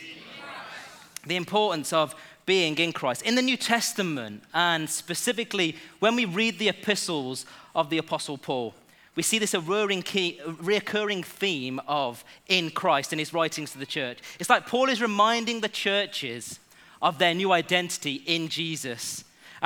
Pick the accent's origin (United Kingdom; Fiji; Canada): United Kingdom; England; I was born in England. Yes, so I am homegrown